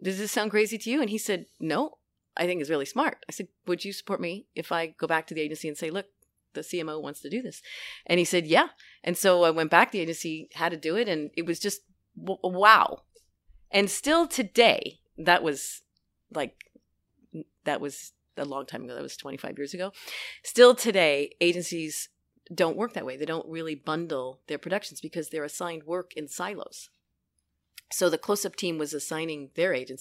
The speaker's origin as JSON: {"language": "English", "town": "New York City", "region": "New York", "country": "United States", "tie": "born or raised there"}